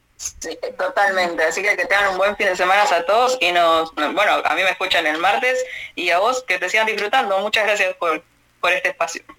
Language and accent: Spanish; Argentina; accent: Argentine; acá en Argentina